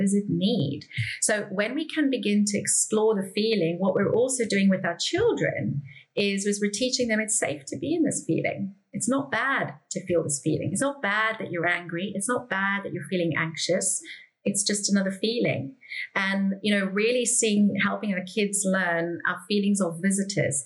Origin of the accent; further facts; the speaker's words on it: South Africa; I grew up in South Africa.